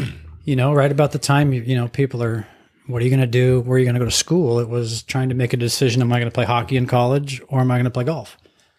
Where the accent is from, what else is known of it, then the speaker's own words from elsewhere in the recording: Denver, Colorado, United States; So I grew up in Colorado.